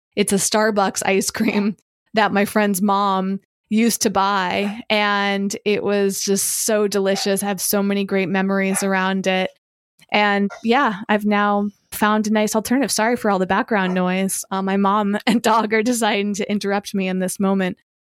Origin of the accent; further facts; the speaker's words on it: Hudson, Massachusetts, United States; I was born in Massachusetts, but my parents were living in this small town of Hudson, Massachusetts.